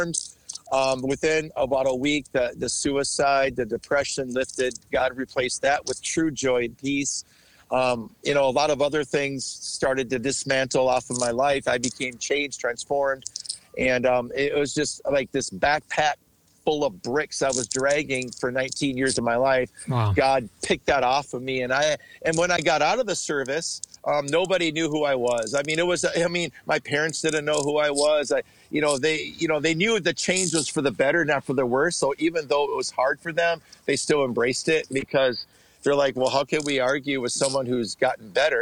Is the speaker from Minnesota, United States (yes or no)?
yes; Bloomington, Minnesota, United States; I was born and raised in Bloomington.